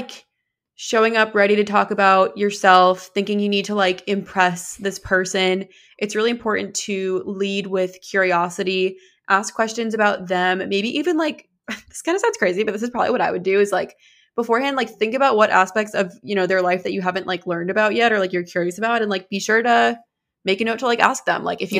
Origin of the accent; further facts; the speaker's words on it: New Hampshire, United States; You're like, no way, I'm from New Hampshire.